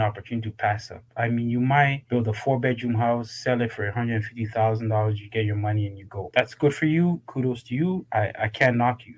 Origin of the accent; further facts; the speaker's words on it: Toronto, Ontario, Canada; moved away as an adult; also born or lived in Ghana; I was raised in Toronto, Canada. Came here when I was about 10